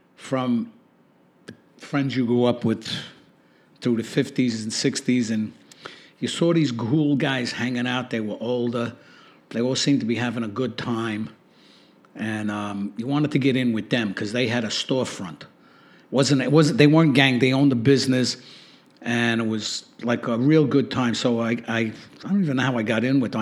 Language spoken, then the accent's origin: English; New York City, New York, United States; Growing up in Brooklyn, for me, was a good experience for the most part